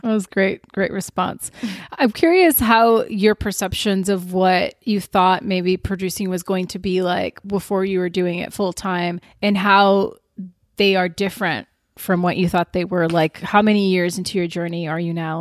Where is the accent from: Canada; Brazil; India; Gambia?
Brazil; moved away; also born or lived in Richmond, Virginia